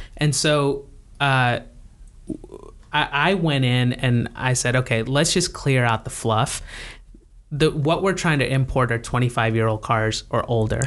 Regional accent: United States; as an American

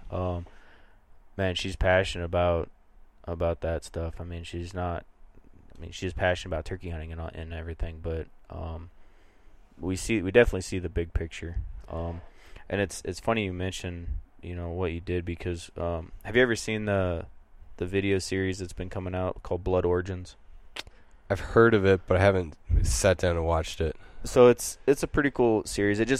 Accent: Midwest, United States; when we started elk hunting, we are flatlanders from the Midwest, used to freezing our brains off in tree stands.

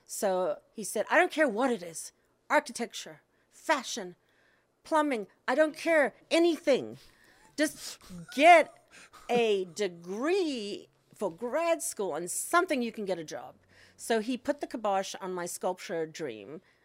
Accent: Cape Town, Western Cape, South Africa; moved away; I grew up in South Africa in Cape Town

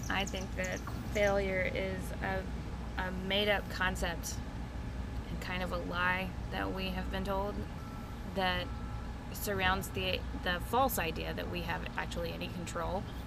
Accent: Grady, Alabama, United States; also born or lived in Minnesota; now in Auburn, United States; I grew up mostly in Montgomery, um, Montgomery County, like the rural areas. mm-hmm. Um, I'm from a little community called Grady.

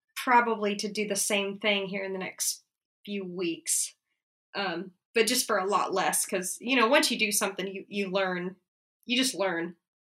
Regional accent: Kansas, United States; also born or lived in New York; now in Atlanta, United States; I grew up in Kansas and we moved down to Atlanta.

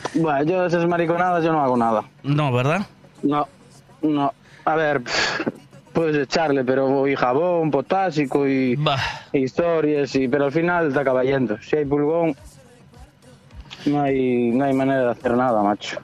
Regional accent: Cangas, Galicia, Spain; now in Moaña, Spain; yo, soy de Cangas. Bueno, ahora vivo en Moaña, pero soy de Cangas.

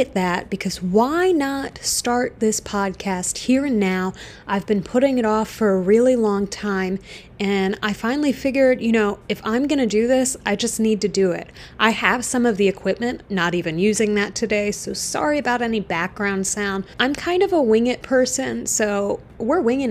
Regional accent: Florida, United States; now in Chicago, United States; I grew up in Florida

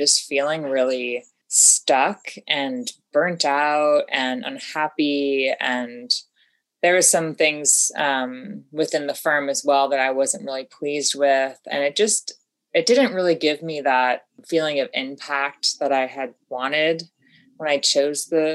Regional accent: upstate New York, United States; moved away as an adult; also born or lived in West Coast

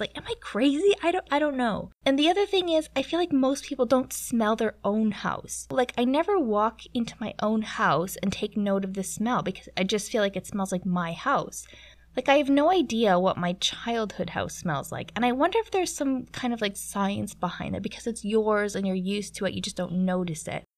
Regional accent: Canada; moved away; as a Canadian

